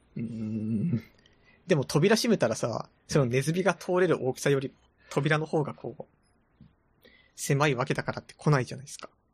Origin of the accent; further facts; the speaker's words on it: Tohoku, Japan; now in Tokyo, Japan; 私は東北出身